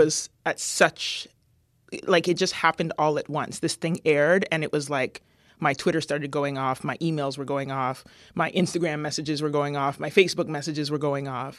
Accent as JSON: {"language": "English", "town": "London", "region": "Ontario", "country": "Canada", "tie": "born or raised there", "moved": "yes", "said": "growing up in London, Ontario was very interesting."}